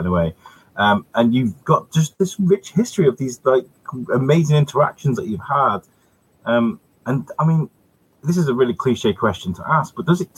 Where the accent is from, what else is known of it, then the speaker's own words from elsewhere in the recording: Wrexham, Wales, United Kingdom; I grew up in Wrexham.